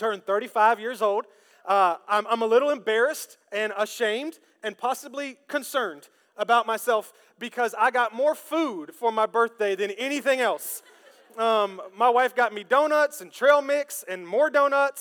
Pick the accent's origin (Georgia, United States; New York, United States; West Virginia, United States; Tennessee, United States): Tennessee, United States; Memphis; I'm from Memphis